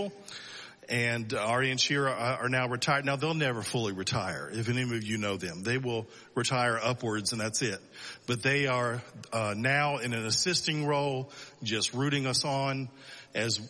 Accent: Selma, Alabama, United States; moved away as an adult; also born or lived in Dallas, Texas; now in Israel; I was born in Dallas, raised in Alabama. So I'm a cowboy redneck

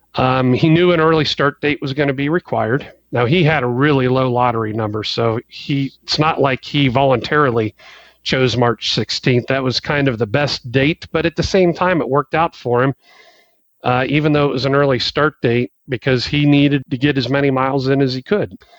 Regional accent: Ohio, United States; moved away as an adult; also born or lived in Texas; Trevor and our family, we, we grew up in Ohio

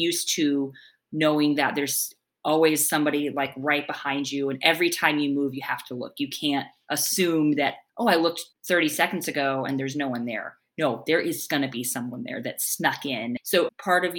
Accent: United States; now in Bihar, India; an American person living in India.

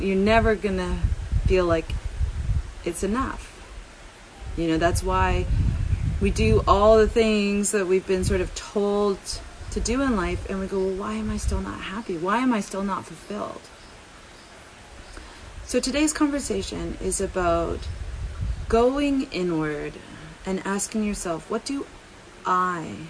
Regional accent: Vancouver, British Columbia, Canada; growing up in Vancouver

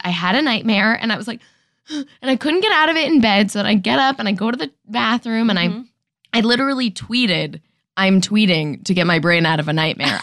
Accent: Danbury, Connecticut, United States; also born or lived in Manhattan, New York; then I moved to Western Connecticut.

